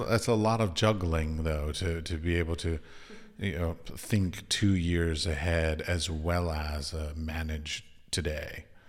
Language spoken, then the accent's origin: English; United States; moved away; I'm from America